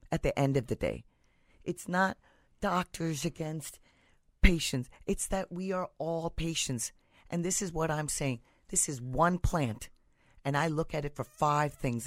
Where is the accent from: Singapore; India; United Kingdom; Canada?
India; now in United States; I'm from India.